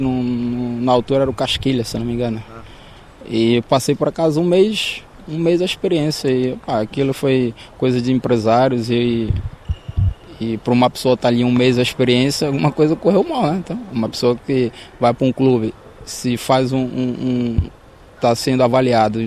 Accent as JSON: {"language": "Portuguese", "town": "Recife", "region": "Pernambuco", "country": "Brazil", "moved": "as an adult", "lives_now": "Portugal", "said": "Sou de Recife"}